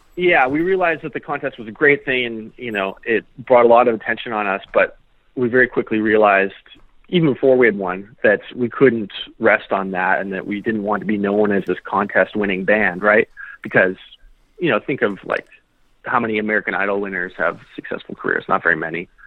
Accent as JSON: {"language": "English", "town": "Saskatoon", "region": "Saskatchewan", "country": "Canada", "said": "we're from Saskatoon"}